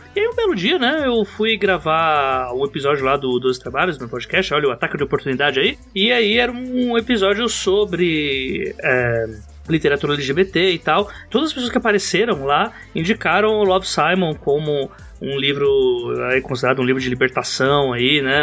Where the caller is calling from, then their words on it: São Paulo, Brazil; Eu falo do local mais importante de São Paulo, que é o bairro de Itaquera, Zona Leste